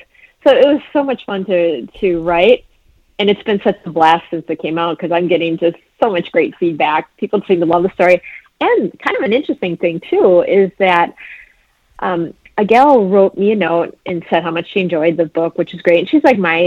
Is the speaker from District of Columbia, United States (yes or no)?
no; Antigo, Wisconsin, United States; growing up in the Green Bay Diocese in Antigo, Wisconsin